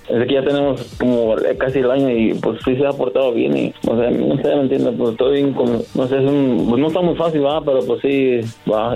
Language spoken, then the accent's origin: Spanish; Mexico; also born or lived in Querétaro, Mexico / Guadalajara, Mexico; yo soy de Querétaro y de Guadalajara